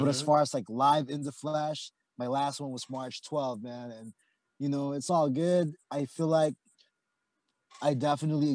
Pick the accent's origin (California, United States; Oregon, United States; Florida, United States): California, United States; Oxnard; also born or lived in Philippines; now in San Diego, United States; I'm from Oxnard, California, same hood as Chris. I grew up with Chris